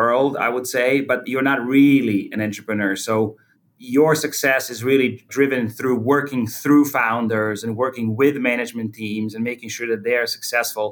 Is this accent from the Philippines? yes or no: no; Croatia; I was born in Croatia. And at that time, it was called Yugoslavia.